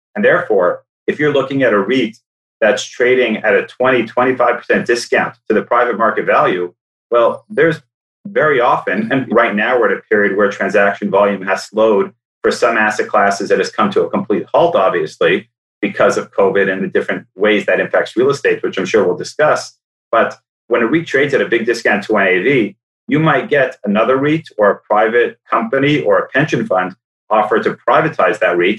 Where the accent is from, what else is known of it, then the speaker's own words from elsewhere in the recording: Toronto, Ontario, Canada; moved away as an adult; also born or lived in New York; I grew up in Toronto, wanted to come back to Toronto at some point